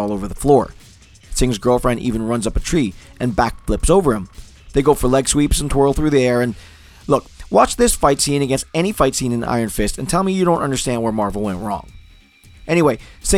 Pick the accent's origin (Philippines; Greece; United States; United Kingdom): United States; Newark, New Jersey; I was growing up in Newark, New Jersey